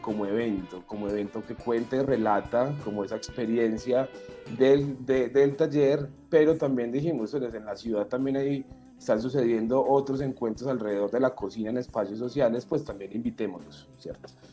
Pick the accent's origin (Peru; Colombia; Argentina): Colombia; Medellín, Antioquia; la Casa de la Cultura del barrio Pedregal en Medellín, que fue el barrio donde yo nací donde me crié y viví por 25 años allí